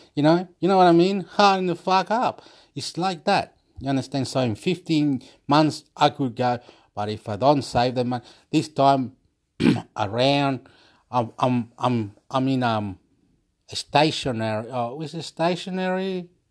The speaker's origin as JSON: {"language": "English", "country": "Chile", "said": "I'm from Chile"}